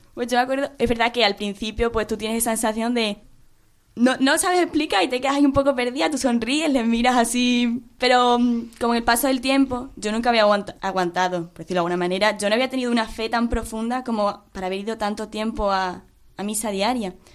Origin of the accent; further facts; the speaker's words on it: Mérida, Extremadura, Spain; moved away as an adult; yo soy de, de Mérida, entonces yo estoy aquí estudiando